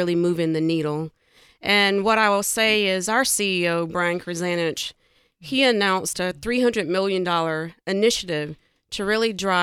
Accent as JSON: {"language": "English", "area": "near Myrtle Beach", "region": "South Carolina", "country": "United States", "tie": "born or raised there", "said": "I grew up in the Carolinas in a tiny little dirt road town near Myrtle Beach."}